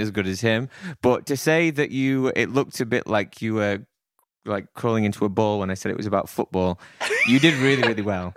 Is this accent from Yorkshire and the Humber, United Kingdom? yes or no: yes; Sheffield, Yorkshire and the Humber, United Kingdom; my hometown team of Sheffield Wednesday, shout out to Sheffield